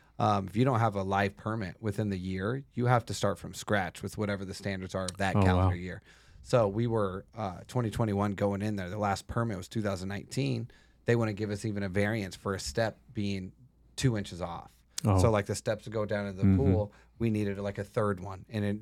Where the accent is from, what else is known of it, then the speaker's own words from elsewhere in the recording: Yucaipa, California, United States; born there; I was born in San Bernardino, Yucaipa in California in the water, which was illegal.